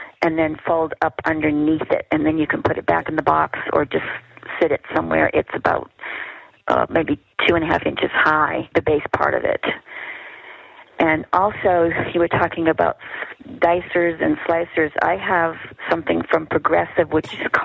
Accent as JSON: {"language": "English", "region": "Massachusetts", "country": "United States", "moved": "yes", "lives_now": "Utah, United States", "said": "I'm originally from Massachusetts"}